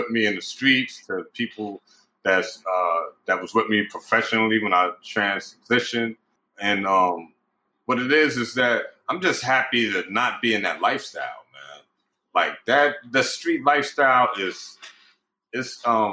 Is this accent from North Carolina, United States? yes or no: no; New York City, New York, United States; I grew up in Pink Houses Projects and Brownsville Projects